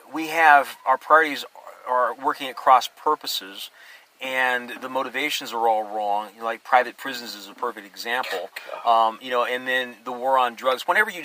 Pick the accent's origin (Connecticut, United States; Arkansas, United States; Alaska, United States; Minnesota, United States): Alaska, United States; moved away; Yeah, I grew up in Alaska